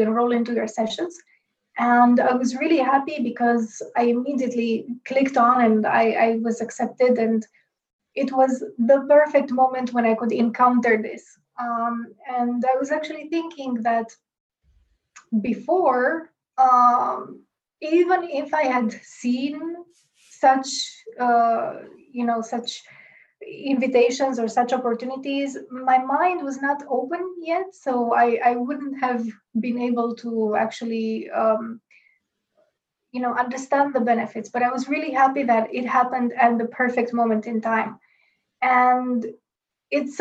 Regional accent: Romania; moved away as an adult; now in Bratislava, Slovakia; I'm originally from Romania

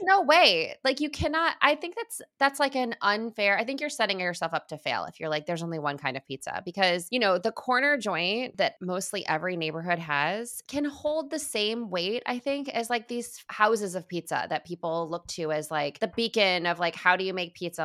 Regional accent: Midwest, United States; also born or lived in Chicago; I lived in Chicago. I'm from the Midwest.

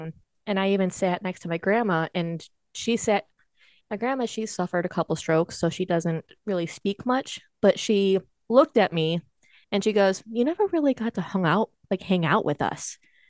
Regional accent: United States; I'm Native American. Anishinaabe.

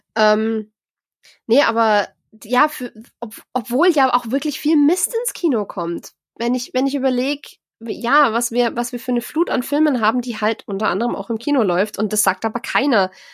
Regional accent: Germany; bei uns in Deutschland

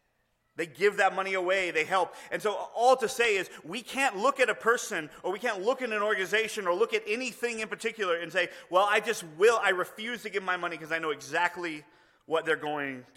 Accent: Houston, Texas, United States; I grew up in Houston, like in the city

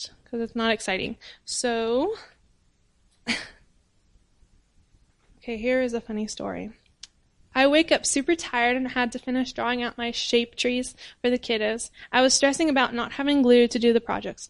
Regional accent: United States; moved away as an adult; now in Cameroon; I'm an American

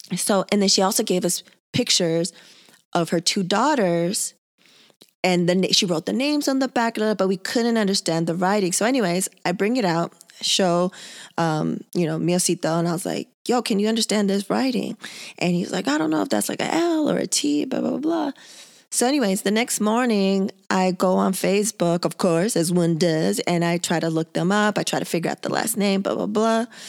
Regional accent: San Diego, California, United States; born and raised in San Diego, two weeks away from the border

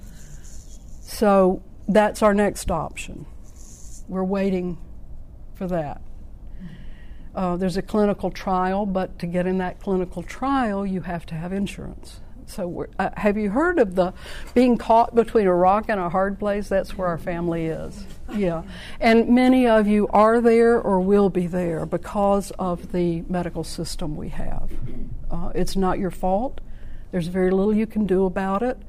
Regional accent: South Georgia, United States; I'm from South Georgia.

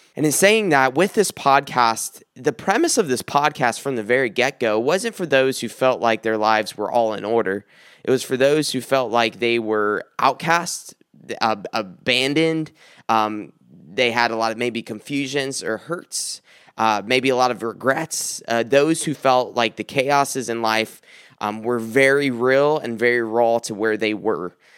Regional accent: South Carolina, United States; moved away; I came from South Carolina and I was born and raised there

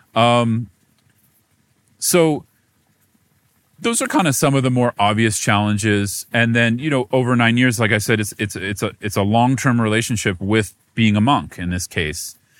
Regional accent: United States; American Buddhist monk

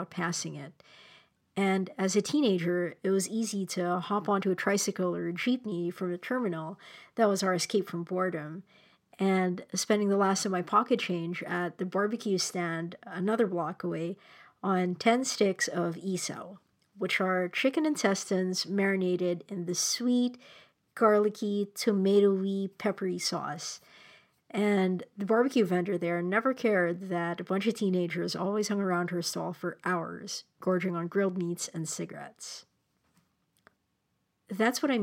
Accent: Manila, Metro Manila, Philippines; moved away; this burger joint called Tropical Hut in my hometown in Manila

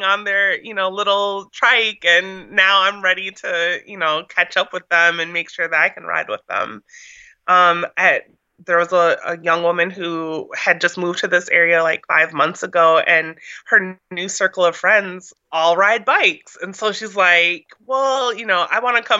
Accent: Minnesota, United States; now in Washington, D.C., United States; I grew up in Minnesota

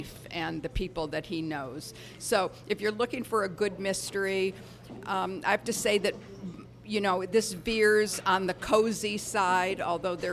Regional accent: Detroit, Michigan, United States; Detroit, my hometown

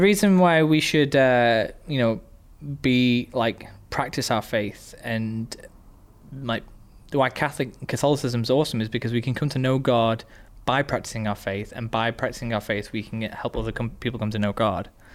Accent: England, United Kingdom; being English, we have a very Christian culture

